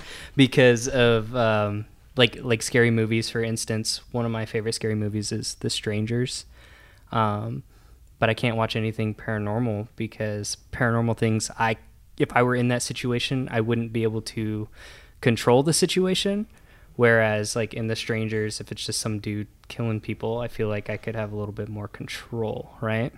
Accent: Columbus, Nebraska, United States; now in Omaha, United States; I grew up in Columbus, Nebraska

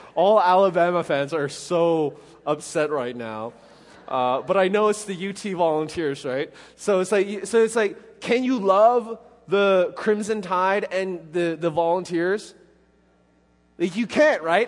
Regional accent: Canada; now in Middle Tennessee, United States; being Canadian

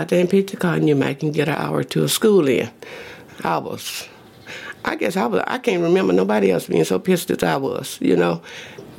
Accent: Oak Ridge, Louisiana, United States; moved away as an adult; now in Seattle, United States; I was born in Oak Ridge, Louisiana. I'm the eighth child of 12 kids. My mother and father were sharecroppers down in Louisiana. I stayed there until I finished high school

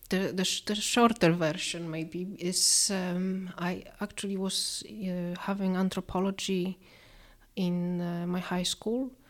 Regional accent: Poland; at this time when I was growing up in Poland, it was really far away, and very little was known about Iceland

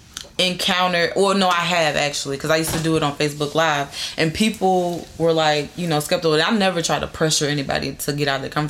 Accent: the South, United States; I still have that feeling, though, like, because I'm from the South. Like, you know, everybody's Christian.

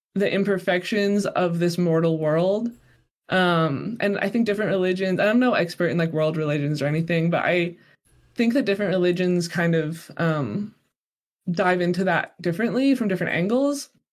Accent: Colorado, United States; now in Utah, United States; I grew up in Colorado, which is um, you know, quite mountainous.

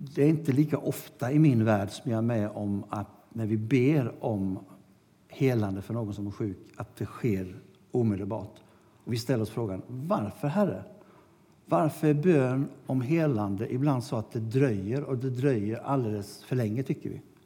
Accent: Sweden; vi kom från Sverige

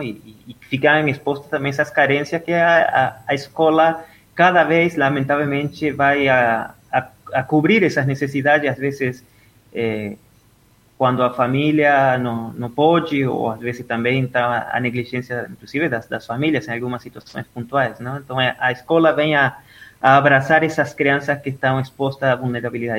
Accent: Entre Ríos, Argentina; Portuguese is a second language; moved away as an adult; also born or lived in Buenos Aires, Argentina; now in Brazil; eu nasci na Argentina, na, na, no estado de Entre Rios, aí bem na divisa com, com Uruguai, eh, é, bem no interior. Eh, até ontem estava lembrando com os colegas que encontrei nas redes sociais sobre a, a vida do interior, estudar da escola, ir no, no campo

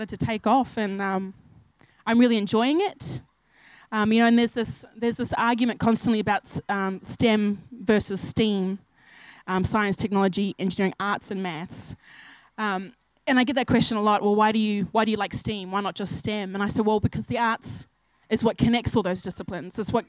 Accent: Townsville, Queensland, Australia; moved away as an adult; also born or lived in Burdekin region, Queensland / Ayr / Home Hill, Queensland; now in Sydney, Australia; I grew up in Townsville.

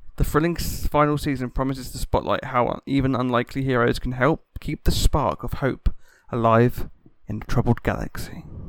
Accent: United Kingdom; I'm a Brit

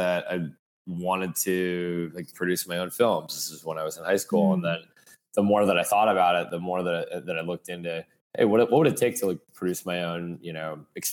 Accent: Fairfield, Connecticut, United States; also born or lived in Florida; now in New York City, United States; I grew up on the mean streets of Fairfield, Connecticut

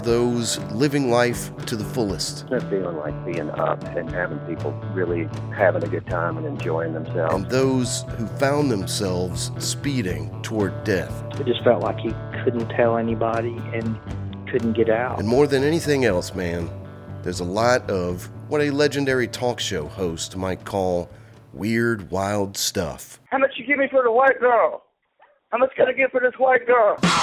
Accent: Jackson, Mississippi, United States; I didn't know there were clubs in my hometown

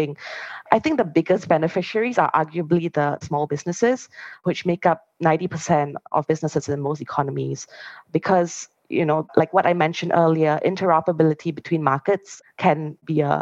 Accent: Singapore; I'm Singaporean

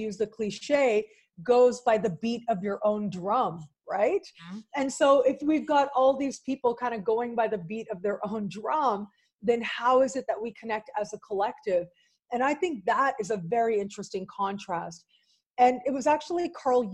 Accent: Canada; I am Canadian

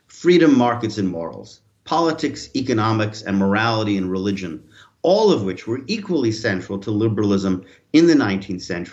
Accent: United States; moved away as an adult; now in France; I'm originally American

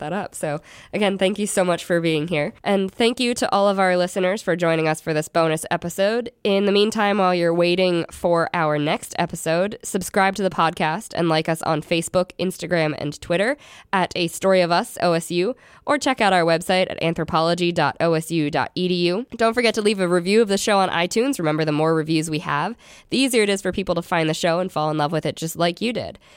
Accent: Philadelphia, Pennsylvania, United States; moved away; I'm originally from Philly

